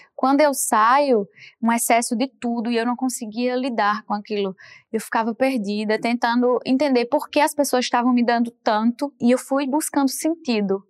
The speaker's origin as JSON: {"language": "Portuguese", "region": "Paraíba", "country": "Brazil", "tie": "born or raised there", "moved": "yes", "said": "pela minha origem de muitos irmãos"}